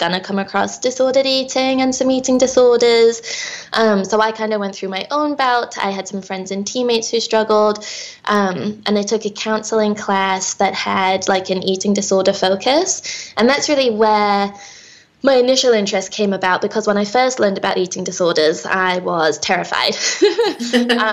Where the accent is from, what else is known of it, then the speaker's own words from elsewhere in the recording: England, United Kingdom; also born or lived in New York / Minnesota; now in United States; I was born and raised in England